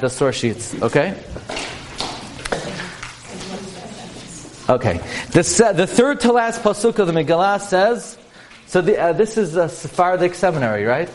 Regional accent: New York City, New York, United States; I come from Brooklyn. This is my hometown, Flatbush. And I grew up on Avenue M and East 31st

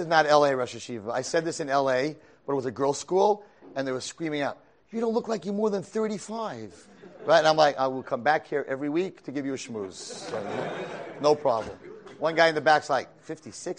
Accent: Monsey, New York, United States; I grew up in Muncie, New York.

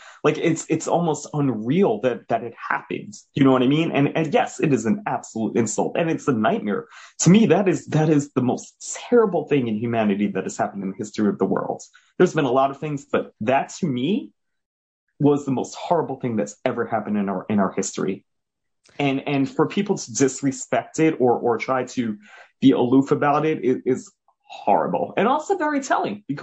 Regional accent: New York City, New York, United States; moved away; also born or lived in New Jersey; I'm originally from Jamaica, Queens

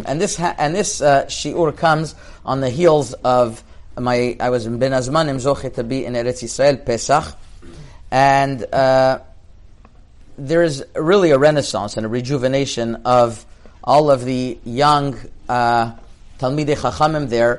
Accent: Montreal, Quebec, Canada; I grew up in Montreal, which is like Morocco, basically

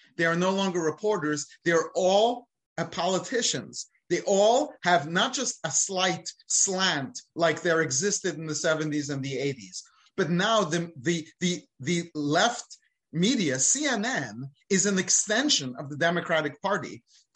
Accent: United Kingdom; now in United States; I'm British

